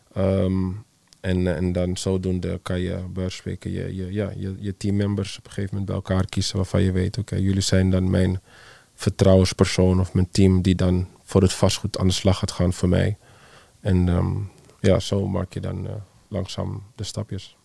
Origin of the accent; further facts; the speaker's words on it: Netherlands; we als Nederlanders